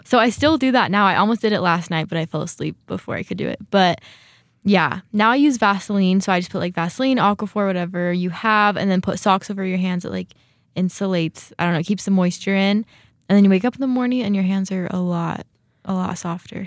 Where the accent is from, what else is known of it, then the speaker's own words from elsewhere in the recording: California, United States; moved away as an adult; now in Rexburg, United States; I grew up in California too.